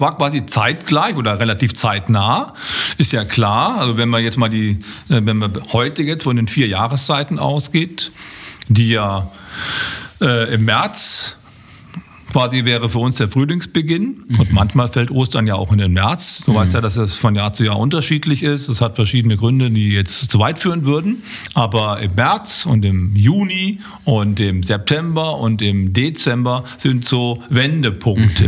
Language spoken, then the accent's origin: German; Germany; bei uns in Deutschland